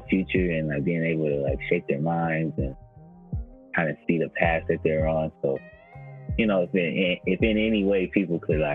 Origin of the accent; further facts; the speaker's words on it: Oakland, California, United States; also born or lived in San Diego; I'm from Oakland, California.